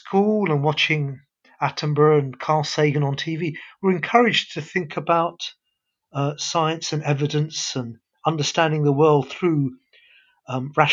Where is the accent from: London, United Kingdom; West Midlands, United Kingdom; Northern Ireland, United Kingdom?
London, United Kingdom; also born or lived in Karachi, Pakistan; I was born in Karachi, Pakistan. We came to London when I was only 1 year old.